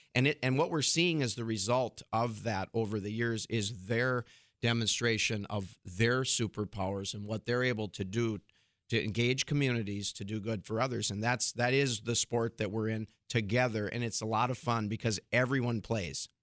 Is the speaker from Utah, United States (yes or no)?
no; Fargo, North Dakota, United States; I'm actually originally from Fargo